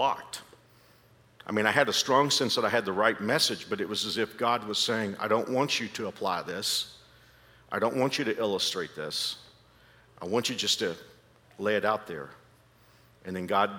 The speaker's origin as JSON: {"language": "English", "region": "Dallas-Fort Worth area of Texas", "country": "United States", "tie": "born or raised there", "accent": "Texas", "moved": "as an adult", "lives_now": "Kansas, United States", "said": "I've been in Kansas for 36 years, but I'm not from here. I'm from the Dallas-Fort Worth area of Texas. And I think like a Kansan now, but I can't keep my hometown out of it. I can't get rid of the Texas accent"}